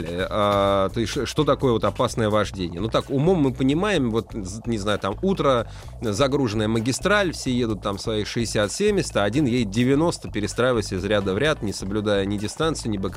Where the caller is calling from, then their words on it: Voronezh, Voronezh Oblast, Russia; Ну, не, я как бы из Воронежа {S1} звоню, часто слушаю.